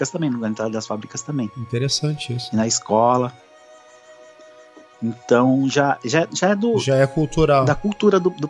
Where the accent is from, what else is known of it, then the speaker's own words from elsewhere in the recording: Santo André, São Paulo, Brazil; Santo André, São Paulo.